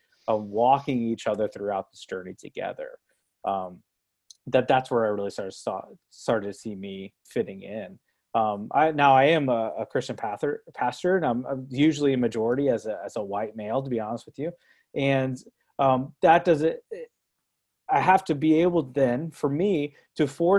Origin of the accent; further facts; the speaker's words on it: Brooksville, Florida, United States; moved away as an adult; also born or lived in Owensboro, Kentucky; now in Louisville, United States; I grew up in Brooksville, Florida, an hour north of Tampa